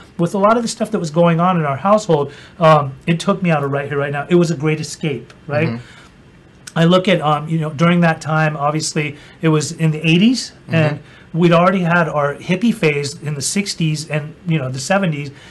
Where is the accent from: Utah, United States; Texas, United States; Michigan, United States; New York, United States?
Utah, United States; I grew up in Utah